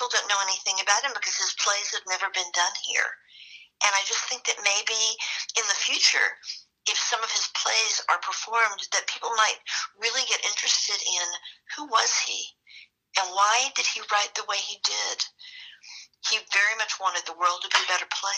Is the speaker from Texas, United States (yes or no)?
yes; Texas, United States; I'm from Texas, which is why I sound this way so much